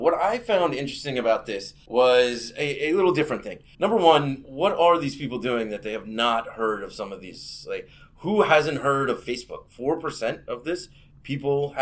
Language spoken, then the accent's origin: English; Northern Ireland, United Kingdom; You could say I'm from Northern Ireland or Ireland, really depends on what you want to do, right on the border there.